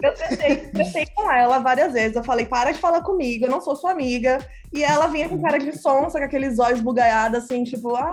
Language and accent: Portuguese; Brazil; accent: Brazilian; Eu sou brasileira é, e falo inglês já faz muito tempo mesmo. Meu sotaque é de brasileira.